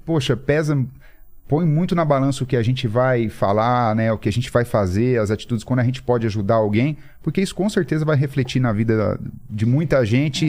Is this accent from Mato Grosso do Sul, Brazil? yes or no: yes; Campo Grande, Mato Grosso do Sul, Brazil; eu sou nascido em Campo Grande, no Mato Grosso do Sul.